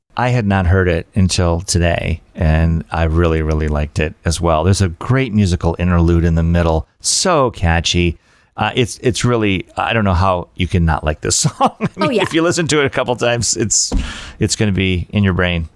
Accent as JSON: {"language": "English", "region": "Michigan", "country": "United States", "said": "I'm from the Midwest. I'm from Michigan"}